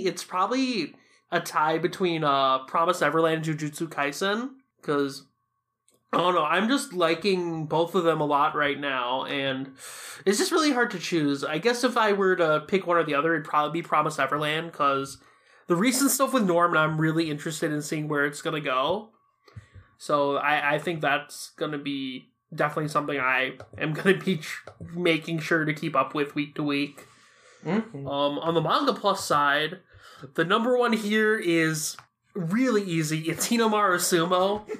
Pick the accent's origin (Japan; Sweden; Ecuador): Japan; And I'm from Japan. I feel like sometimes its humor kind of goes over my head because of how Japanese-centric it is